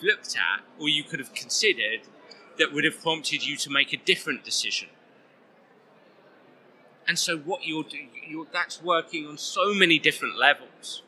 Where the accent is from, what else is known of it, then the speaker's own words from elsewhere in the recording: England, United Kingdom; I'm an Englishman